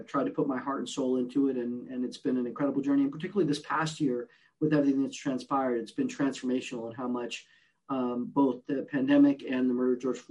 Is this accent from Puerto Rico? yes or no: yes; Puerto Rico; moved away; also born or lived in New York City, United States / Newark, New Jersey, United States; I'm originally from Puerto Rico. I grew up in a bilingual, bicultural home.